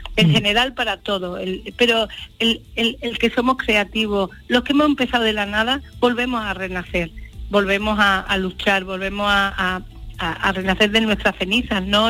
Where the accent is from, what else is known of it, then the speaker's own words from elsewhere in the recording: Andalusia, Spain; orgullo ser andaluza, ser mujer, ser gitana